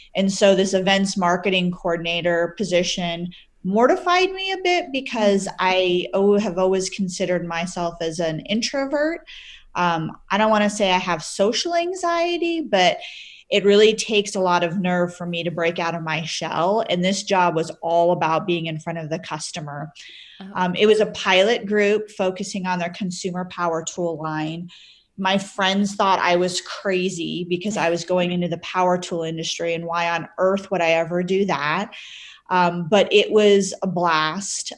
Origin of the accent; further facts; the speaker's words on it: Midwest, United States; moved away as an adult; also born or lived in Maryland; now in Utah, United States; My husband and I both grew up in the Midwest